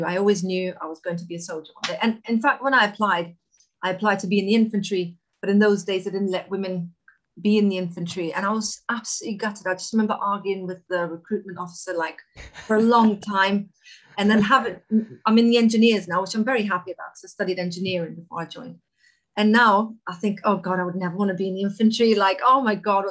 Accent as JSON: {"language": "English", "country": "Kosovo", "tie": "born or raised there", "moved": "yes", "lives_now": "United Kingdom", "said": "I'm originally from Kosovo, which is where I was born."}